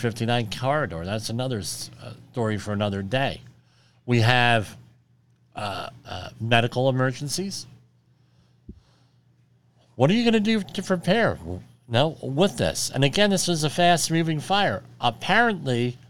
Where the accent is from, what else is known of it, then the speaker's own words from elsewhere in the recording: Woodbridge, New Jersey, United States; my hometown of Woodbridge, New Jersey